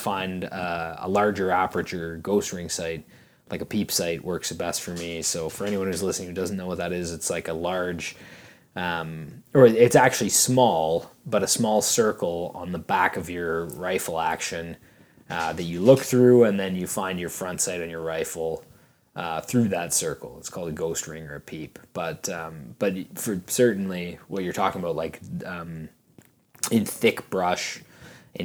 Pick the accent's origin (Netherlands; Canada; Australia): Canada; Ontario; I grew up in Ontario, grew up hunting deer out of tree stands in Ontario on the edge of fields